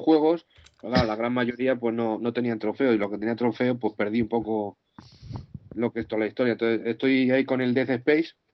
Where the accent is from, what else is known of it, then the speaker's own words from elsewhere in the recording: Madrid, Community of Madrid, Spain; soy de Madrid